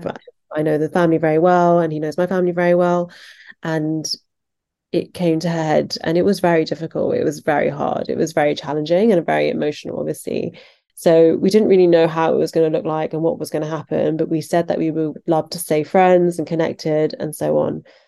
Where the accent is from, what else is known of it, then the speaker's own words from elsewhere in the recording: Surrey, South East England, United Kingdom; I was born in England, in the countryside, in Surrey, which is just outside of London